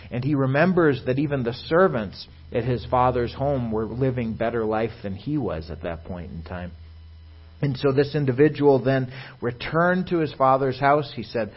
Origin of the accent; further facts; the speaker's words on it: Virginia, Minnesota, United States; I myself was born and raised in Virginia, Minnesota, to a conservative Jewish home up by the Iron Range area